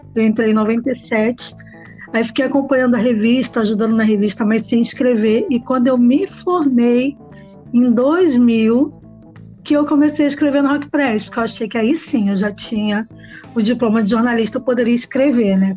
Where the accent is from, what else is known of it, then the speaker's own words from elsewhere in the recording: Nova Iguaçu, Rio de Janeiro, Brazil; eu sou de Nova Iguaçu, na Baixada Fluminense